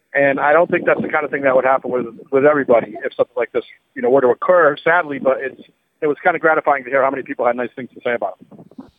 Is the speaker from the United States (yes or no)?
yes; New Bedford, Massachusetts, United States; also born or lived in New York; I'm from Massachusetts. I, I grew up uh, in New Bedford, went to UMass